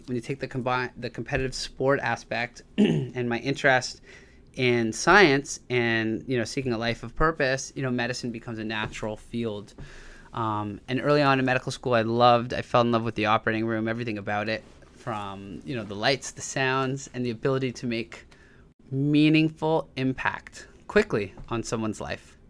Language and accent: English; Toronto, Ontario, Canada; So I grew up in Tor, in Toronto, Canada